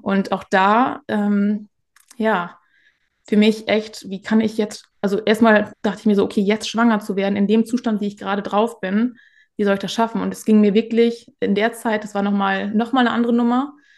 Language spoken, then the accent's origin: German; Northern Germany, Germany; komme aus dem Norden